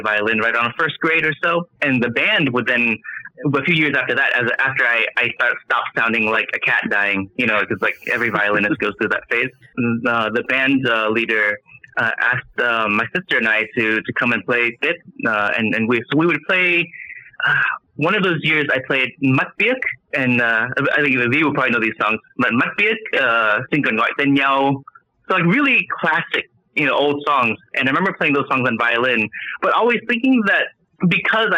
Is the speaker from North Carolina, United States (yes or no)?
yes; Winston-Salem, North Carolina, United States; I grew up in a Vietnamese American family. I was born in North Carolina, in Winston-Salem